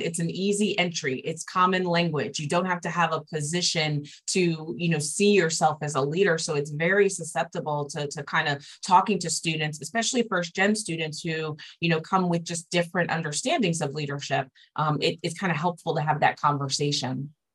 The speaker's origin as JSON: {"language": "English", "region": "New Jersey", "country": "United States", "moved": "yes", "lives_now": "Tallahassee, United States", "said": "My my brother and sister, we're originally from New Jersey"}